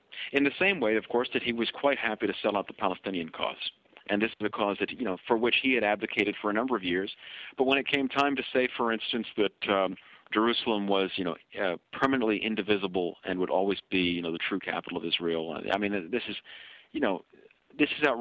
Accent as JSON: {"language": "English", "country": "Canada", "said": "as a Kenyan-Canadian"}